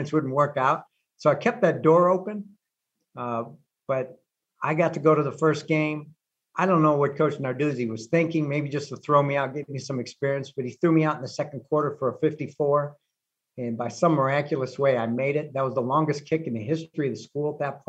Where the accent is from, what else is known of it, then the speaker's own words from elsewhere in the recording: Cleveland, Ohio, United States; I grew up in Cleveland